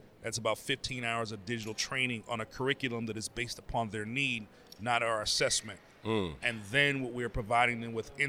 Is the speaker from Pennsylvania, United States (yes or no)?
yes; Pittsburgh, Pennsylvania, United States; moved away as an adult; now in Boston, United States; I'm originally from Pittsburgh.